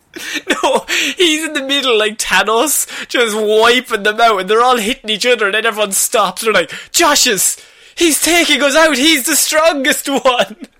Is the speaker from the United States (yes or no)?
no; Ireland; as the Irish people